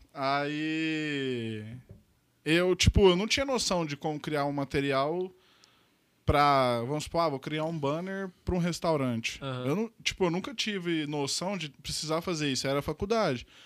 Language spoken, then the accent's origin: Portuguese; Uberlândia, Minas Gerais, Brazil; Sou daqui de Uberlândia mesmo, nasci aqui